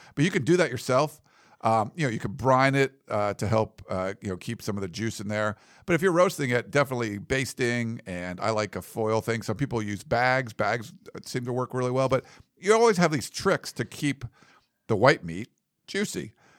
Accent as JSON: {"language": "English", "region": "Massachusetts", "country": "United States", "moved": "as an adult", "lives_now": "Los Angeles, United States", "said": "I came here from Massachusetts. To L.A. And I had never even been to California when I came to USC. Like, I'd never been west of the Mississippi."}